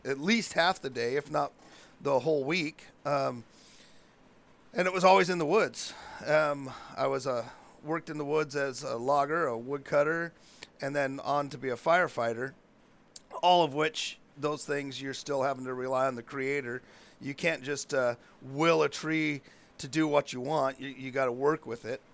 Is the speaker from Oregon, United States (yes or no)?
yes; Chiloquin, Oregon, United States; I grew up in Chiloquin